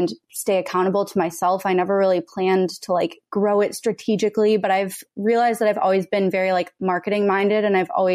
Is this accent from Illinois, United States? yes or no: no; Minnesota, United States; born or raised there; moved away as an adult; also born or lived in Texas; now in Los Angeles, United States